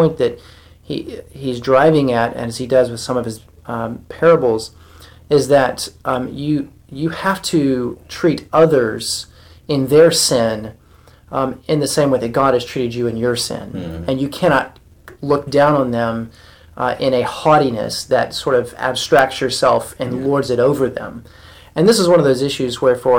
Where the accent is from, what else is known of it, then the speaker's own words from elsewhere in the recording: the South, United States; I grew up in the South